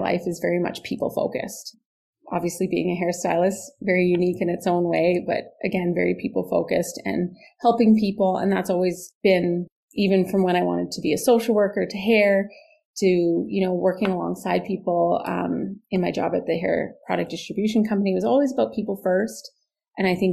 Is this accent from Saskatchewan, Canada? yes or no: yes; Saskatoon, Saskatchewan, Canada; born and raised in Saskatoon